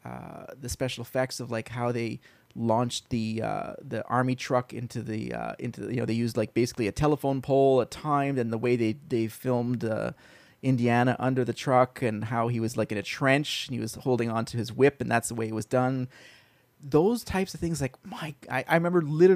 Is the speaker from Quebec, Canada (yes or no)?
yes; Montreal, Quebec, Canada; I grew up in Montreal